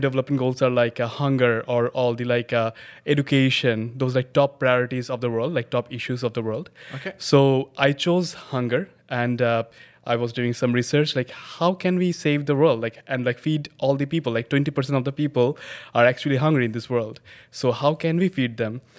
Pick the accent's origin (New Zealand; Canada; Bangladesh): Bangladesh; Dhaka, Dhaka Division; I was born and raised in Bangladesh, Dhaka, Bangladesh